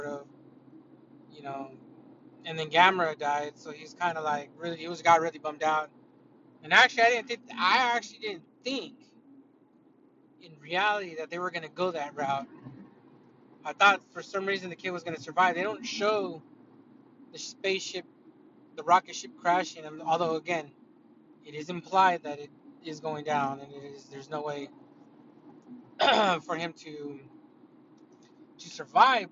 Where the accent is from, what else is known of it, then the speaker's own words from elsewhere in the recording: United States; I'm an American